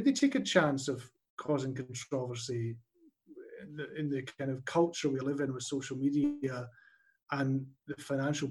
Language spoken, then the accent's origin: English; Dundee, Scotland, United Kingdom; growing up in Dundee